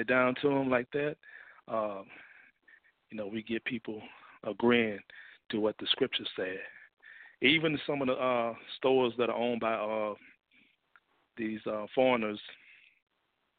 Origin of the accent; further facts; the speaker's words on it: Mississippi, United States; now in Fort Worth, United States; I'm originally from Mississippi